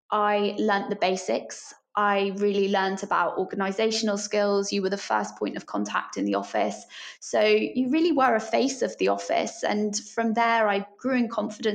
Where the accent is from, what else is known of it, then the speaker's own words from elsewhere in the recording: Scotland, United Kingdom; moved away as an adult; also born or lived in Edinburgh; now in London, United Kingdom; I grew up in Scotland